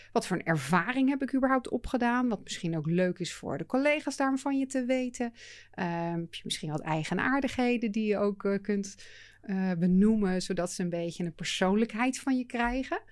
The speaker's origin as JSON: {"language": "Dutch", "country": "Netherlands", "said": "we wel als Nederlanders"}